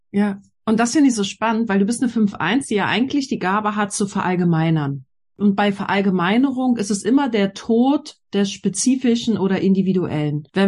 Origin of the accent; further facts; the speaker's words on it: Berlin, Germany; Also ich bin ja in Berlin groß geworden und ich hatte auch das Glück, dass wir in der Schule coole Sachen machen durften